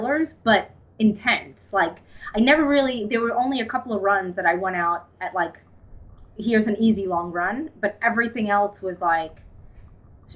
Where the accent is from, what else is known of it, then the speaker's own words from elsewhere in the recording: New York City, New York, United States; I'm from Staten Island, New York, which is where I was born and raised and where I live now.